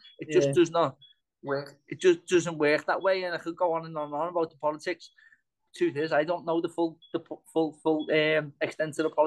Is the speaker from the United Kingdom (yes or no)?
yes; England, United Kingdom; I'm from England and staying in Ireland